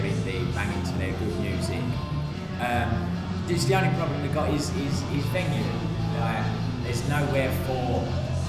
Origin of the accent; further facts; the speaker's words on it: United Kingdom; now in Bangkok, Thailand; we are British